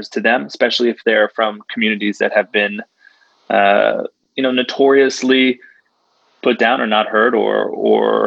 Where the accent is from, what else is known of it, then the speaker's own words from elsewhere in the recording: United States; the feelings I have as an American athlete